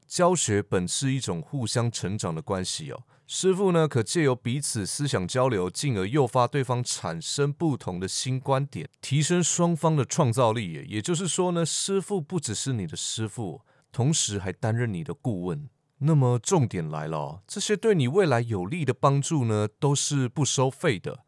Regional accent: Taichung, Taiwan; 我是来自台中的刺青师傅

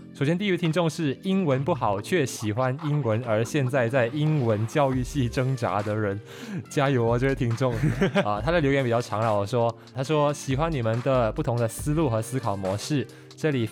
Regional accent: Malaysia; 因为这就是我们马来西亚人的象征。

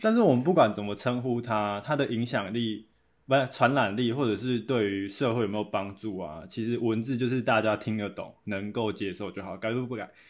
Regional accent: Taiwan; 或搞我们台湾人

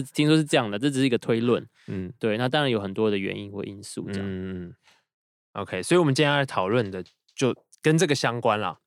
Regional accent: Taiwan; 身为台湾人

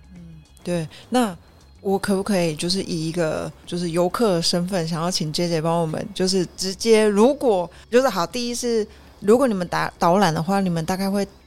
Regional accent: Taichung, Taiwan; 身为一个我土生土长长大的台 台中人

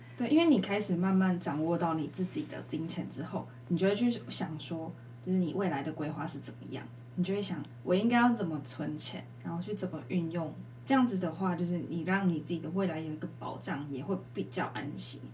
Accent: Changhua County, Taiwan; 我自己彰化人

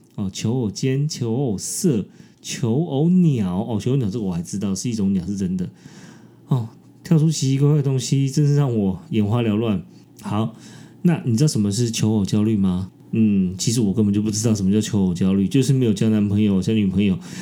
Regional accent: Taiwan; 我是台湾人，我是亚洲人

